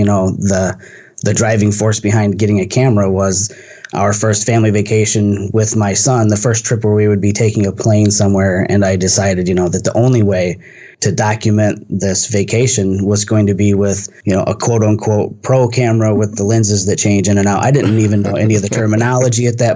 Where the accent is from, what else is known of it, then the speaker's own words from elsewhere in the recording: Michigan, United States; I'm from Michigan and from a region that's really manufacturing heavy